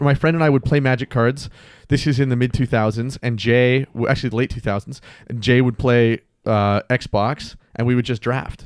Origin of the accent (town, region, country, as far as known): Mississauga, Ontario, Canada; born or raised there; also born or lived in Toronto